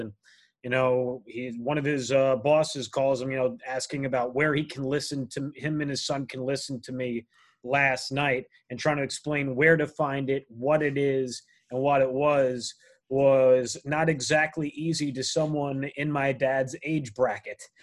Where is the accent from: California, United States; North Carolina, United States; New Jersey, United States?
New Jersey, United States; a teenager, uh, growing up in New Jersey